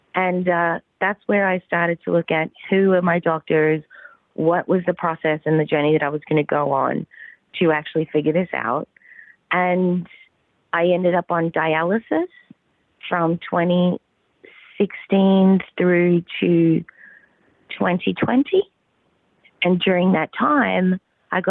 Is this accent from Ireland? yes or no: no; Australia; accent: Australian; also born or lived in Southern California; now in California, United States; I was born and bred in the Australian outback.